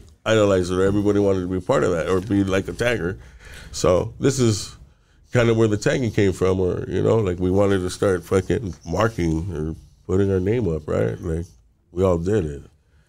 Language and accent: English; Los Angeles, California, United States; moved away; growing up in Northeast L.A.